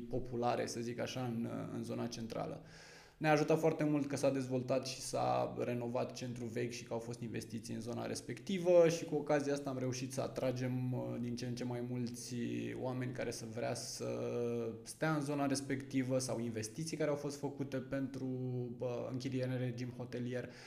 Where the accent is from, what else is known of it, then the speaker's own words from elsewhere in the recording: Vâlcea County, Romania; moved away; Da, uh, spuneam că atunci când am venit din Vâlcea am, mi-am căutat o provocare.